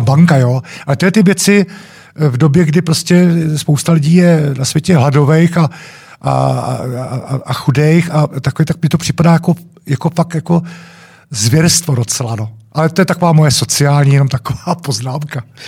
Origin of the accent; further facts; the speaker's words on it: Czechia; jsme Češi